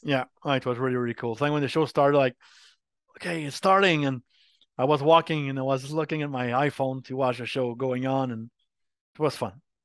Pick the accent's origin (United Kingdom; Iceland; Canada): Canada; Montreal, Quebec; accent: French Canadian; first language French; English is a second language; I'm from Montreal, Quebec.